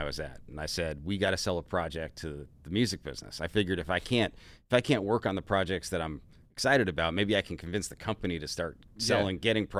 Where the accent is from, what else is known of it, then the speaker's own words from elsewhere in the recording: Florida, United States; I'm from Florida, man.